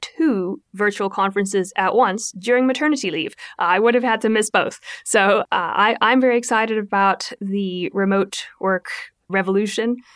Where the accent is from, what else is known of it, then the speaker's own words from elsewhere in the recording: South Africa; moved away; I come from from South Africa